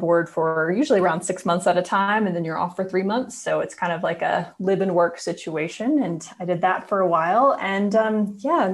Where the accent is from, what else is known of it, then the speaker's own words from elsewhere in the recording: Indiana, United States; moved away as an adult; also born or lived in Nashville, Tennessee / Austin, Texas; I'm from Indiana originally, but I went to school in Nashville at Belmont